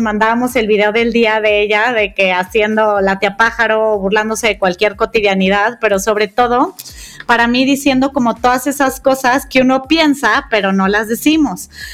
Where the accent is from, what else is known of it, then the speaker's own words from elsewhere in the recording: Guadalajara, Jalisco, Mexico; las dos somos tapatías